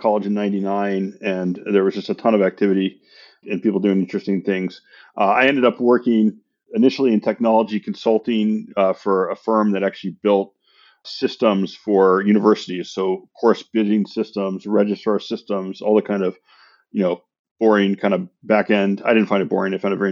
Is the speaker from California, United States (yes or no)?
yes; San Francisco, California, United States; now in Santa Monica, United States; I grew up in San Francisco.